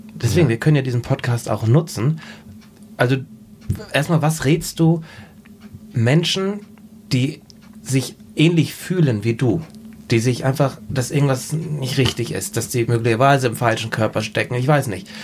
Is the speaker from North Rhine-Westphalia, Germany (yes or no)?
no; Husum, Schleswig-Holstein, Germany; bei uns in Husum in Nordfriesland